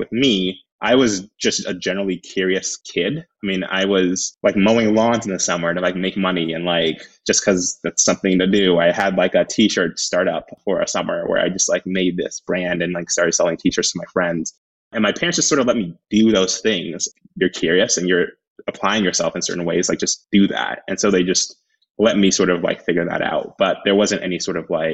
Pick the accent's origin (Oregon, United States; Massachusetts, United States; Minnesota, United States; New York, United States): Oregon, United States; Happy Valley; also born or lived in Washington, District of Columbia, United States; I grew up in Happy Valley in Clackamas.